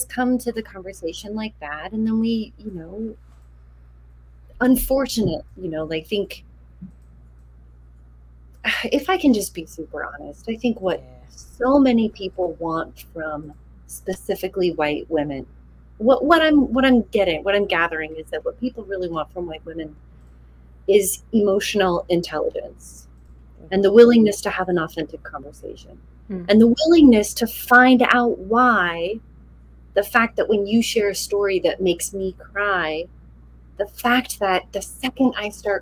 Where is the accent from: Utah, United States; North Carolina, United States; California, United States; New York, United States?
Utah, United States; I grew up Mormon in Utah.